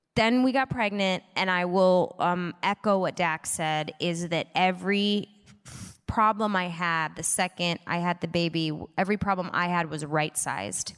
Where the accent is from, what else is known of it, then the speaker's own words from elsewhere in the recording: Midwest, United States; moved away; I grew up in the Midwest